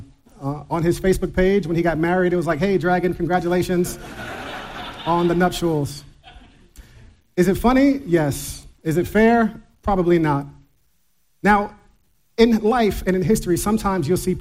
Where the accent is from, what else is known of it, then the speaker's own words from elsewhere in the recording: New York, United States; I grew up in New York